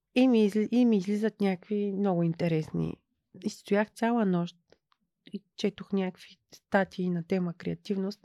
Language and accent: Bulgarian; Ruse, Ruse Province, Bulgaria; аз съм русенка